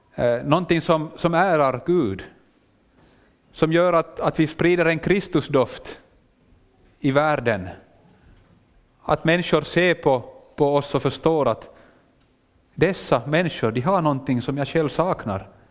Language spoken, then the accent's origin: Swedish; Finland; accent: Finland Swedish; jag gör det kanske med en liten annan dialekt, jag talar finlandssvenska.